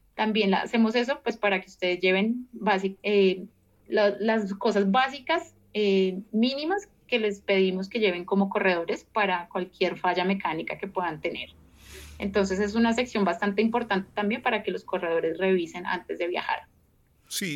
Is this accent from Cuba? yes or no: no; Colombia; soy colombiana